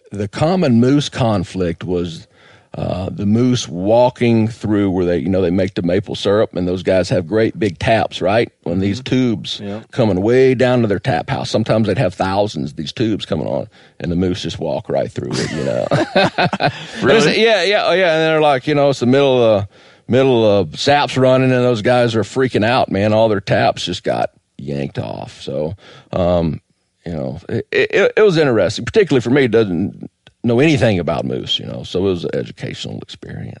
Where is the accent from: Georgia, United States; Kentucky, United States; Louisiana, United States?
Georgia, United States; moved away; also born or lived in South Florida / New Hampshire / Vermont; I grew up in Georgia hunting hogs